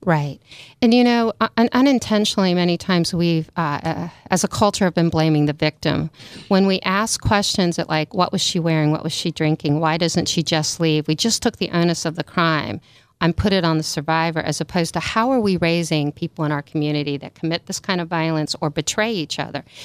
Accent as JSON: {"language": "English", "region": "Maryland", "country": "United States", "tie": "born or raised there", "also_born_or_lived": "New York", "moved": "as an adult", "lives_now": "California, United States", "said": "I grew up in Maryland, went to school in New York, and then, uh, took a road trip to California and never went home."}